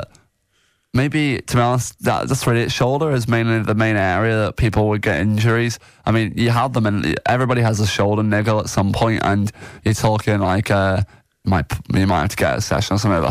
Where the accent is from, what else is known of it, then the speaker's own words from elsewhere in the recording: Northern Ireland, United Kingdom; also born or lived in Leeds / India; I was born in Leeds, and then I moved over when I was just, I think it was either I was one or just before one. And then I lived in Northern Ireland ever since